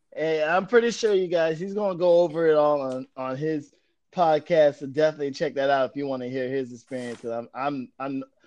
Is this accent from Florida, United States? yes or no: yes; Florida, United States; I grew up in Florida